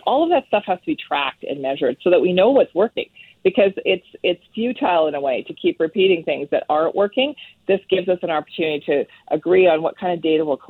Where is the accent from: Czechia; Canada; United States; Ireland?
Canada; Northern Ontario; I come from Northern Ontario